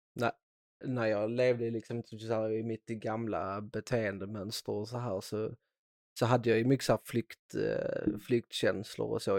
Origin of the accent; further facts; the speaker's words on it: Skåne, Sweden; accent: Scanian; Idag är jag faktiskt väldigt stolt skåning så jag försöker inte bryta bort min dialekt